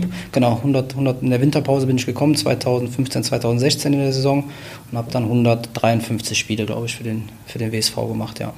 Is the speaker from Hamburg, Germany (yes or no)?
no; Wuppertal, North Rhine-Westphalia, Germany; also born or lived in Cologne; Ich bin am Ölberg aufgewachsen